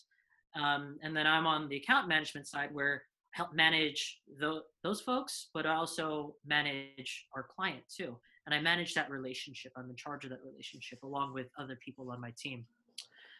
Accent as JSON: {"language": "English", "town": "Fort Washington", "region": "Maryland", "country": "United States", "tie": "born or raised there", "also_born_or_lived": "Brooklyn, New York / Berkeley, California", "moved": "as an adult", "lives_now": "Bay Area, United States", "said": "I was born in Brooklyn. I lived there for 3 years. Then I moved to the DMV. My dad, he got a job at Georgetown at the time, Georgetown Hospital. So we moved down there, and I lived in Fort Washington"}